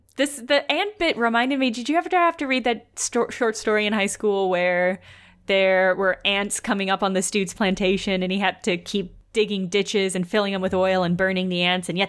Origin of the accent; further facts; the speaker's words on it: rural Illinois, United States; we're from Illinois.